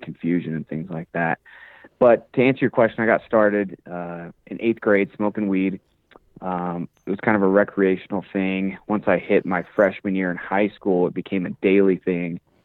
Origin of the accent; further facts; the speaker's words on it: Woodland Park, Colorado, United States; So I'm from Colorado, from a small town called Woodland Park, about 30 minutes away from Colorado Springs.